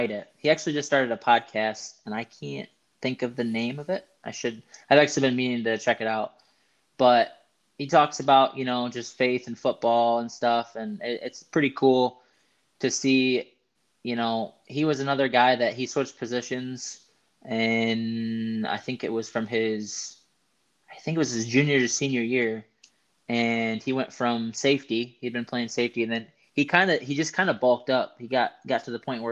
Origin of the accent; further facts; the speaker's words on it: West Michigan, United States; we're both from West Michigan